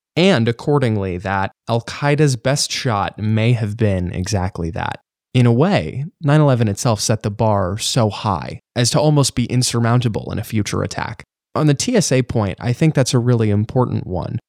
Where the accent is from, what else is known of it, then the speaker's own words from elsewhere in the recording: New York City, New York, United States; being a New Yorker